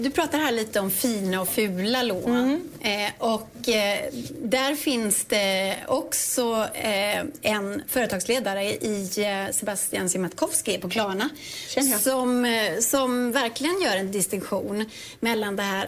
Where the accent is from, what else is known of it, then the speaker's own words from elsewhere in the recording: Dalstorp, Västra Götaland, Sweden; litet ställe utanför Ulricehamn som heter Dalstorp